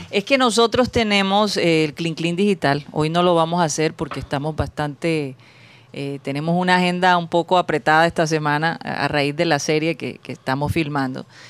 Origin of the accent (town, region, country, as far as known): Colombian Caribbean coast, Caribbean Region, Colombia